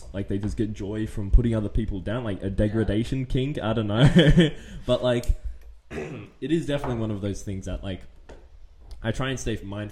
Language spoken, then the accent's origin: English; Australia; I was born in Australia, but like just like my race and stuff, it is foreign